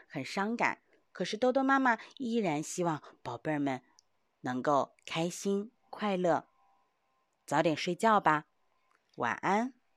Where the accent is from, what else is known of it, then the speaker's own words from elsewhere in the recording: China; 因为我们中国人都非常地勤劳